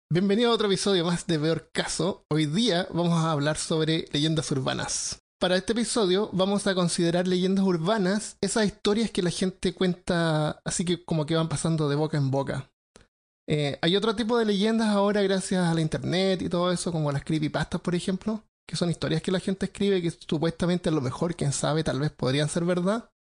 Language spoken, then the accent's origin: Spanish; Chile; como somos chilenos